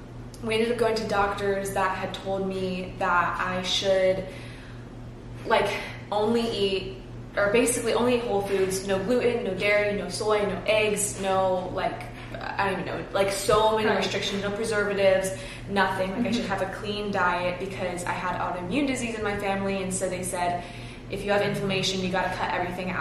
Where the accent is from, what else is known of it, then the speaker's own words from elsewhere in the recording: Cincinnati, Ohio, United States; moved away as an adult; now in West Palm Beach, United States; I grew up in Cincinnati, Ohio. I moved down here about 6.5 years ago